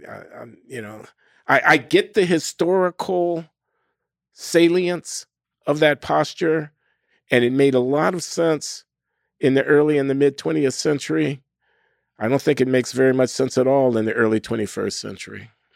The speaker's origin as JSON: {"language": "English", "town": "Chicago", "region": "Illinois", "country": "United States", "tie": "born or raised there", "moved": "as an adult", "said": "I grew up in Chicago in the nineteen fifties and the nineteen sixties"}